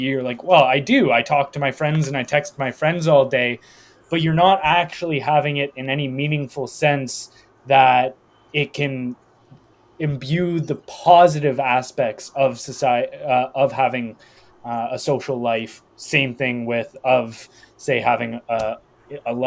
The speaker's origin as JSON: {"language": "English", "country": "Canada", "said": "I'm Canadian"}